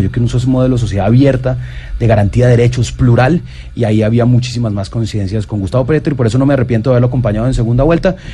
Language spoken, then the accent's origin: Spanish; Bogotá, Colombia; also born or lived in Medellín / Germany / London; crecí en Bogotá, soy de Medellín